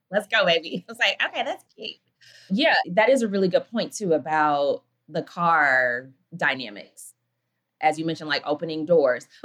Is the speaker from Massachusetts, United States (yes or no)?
no; Atlanta, Georgia, United States; also born or lived in Milwaukee